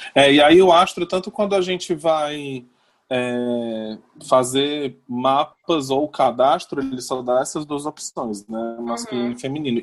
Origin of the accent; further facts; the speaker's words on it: Fortaleza, Ceará, Brazil; eu sou de Fortaleza